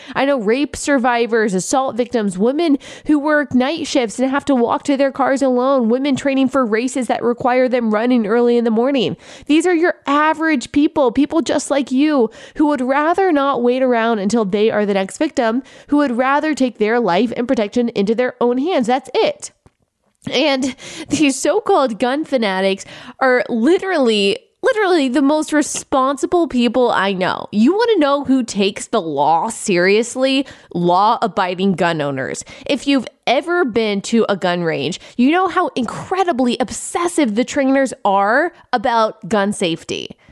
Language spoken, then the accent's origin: English; Texas, United States; I grew up in Texas